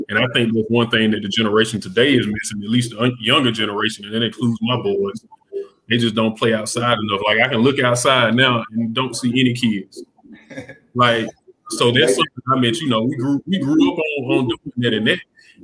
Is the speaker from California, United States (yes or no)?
no; Greenwood, South Carolina, United States; I'm originally from Greenwood, South Carolina, small town